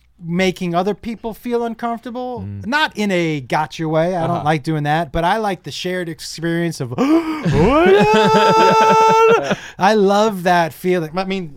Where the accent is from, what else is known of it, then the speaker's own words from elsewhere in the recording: Massachusetts, United States; I grew up in Massachusetts in a small little town in Western Mass. And so we were all friendly.